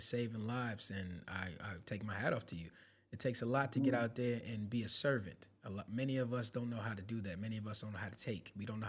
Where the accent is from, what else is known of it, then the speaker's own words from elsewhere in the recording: New York City, New York, United States; I'm from the Bronx, New York